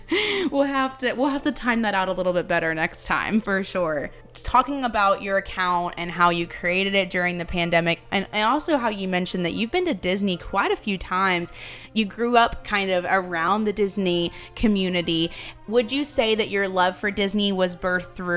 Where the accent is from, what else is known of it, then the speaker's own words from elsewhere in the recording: England, United Kingdom; now in United States; I grew up in England.